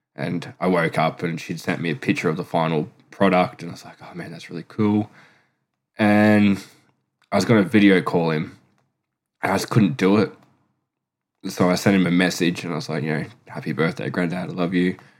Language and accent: English; Queensland, Australia; moved away as an adult; now in South Australia, Australia; am from Queensland. I've lived there 33 years and I now live in South Australia.